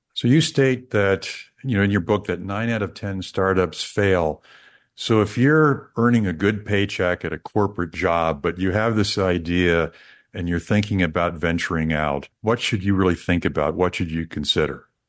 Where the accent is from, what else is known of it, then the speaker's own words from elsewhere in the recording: Kansas City, United States; my hometown, Kansas City